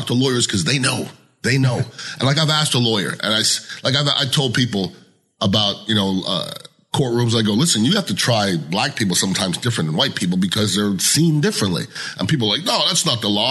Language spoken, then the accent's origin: English; Montreal, Quebec, Canada; moved away as an adult; also born or lived in Cherry Hill, New Jersey; I'm from Montreal, Canada